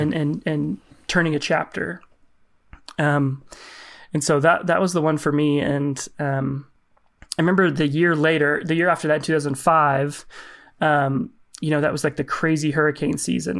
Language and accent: English; Lincoln, Nebraska, United States; I grew up in Lincoln, so far southeast Nebraska, it's the capital.